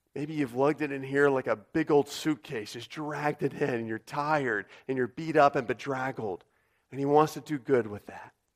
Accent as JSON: {"language": "English", "country": "United States"}